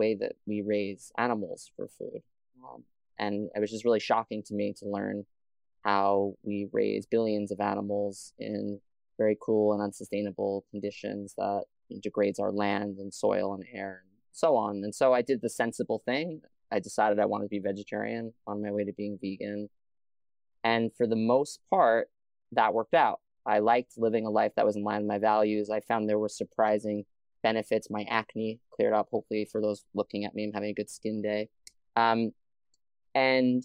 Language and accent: English; New York City, New York, United States; I grew up in Staten Island, New York